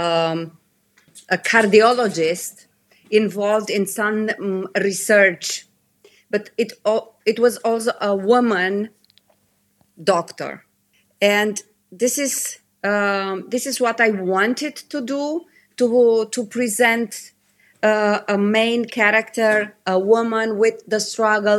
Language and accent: English; Brasov, Brașov County, Romania; to settle in Brasov, in my hometown